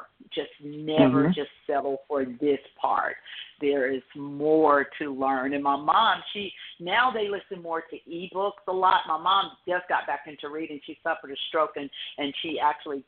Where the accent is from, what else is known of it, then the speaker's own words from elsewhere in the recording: rural Georgia, United States; I'm from Georgia. I'm from the very rural part of Georgia.